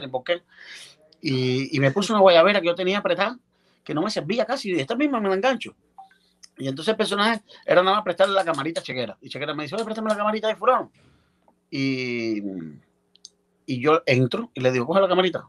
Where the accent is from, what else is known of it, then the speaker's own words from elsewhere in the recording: Baracoa, Guantánamo, Cuba; allá en Oriente, en Baracoa, donde yo nací